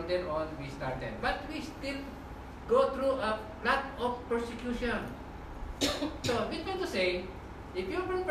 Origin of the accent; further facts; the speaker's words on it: Philippines; moved away as an adult; also born or lived in Middle East; When I went in Middle East, I came from Philippines